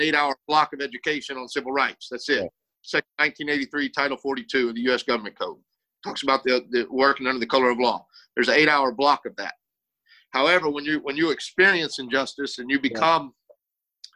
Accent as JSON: {"language": "English", "region": "South Texas", "country": "United States", "tie": "born or raised there", "moved": "as an adult", "lives_now": "Ohio, United States", "said": "I grew up in South Texas"}